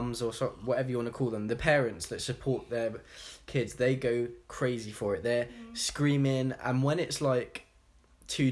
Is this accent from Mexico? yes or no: no; England, United Kingdom; now in United States; we're from England